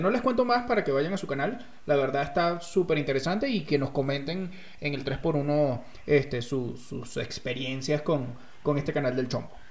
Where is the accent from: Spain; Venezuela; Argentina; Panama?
Venezuela; now in Mexico; yo soy de, Venezuela, de, uno, de un estado bastante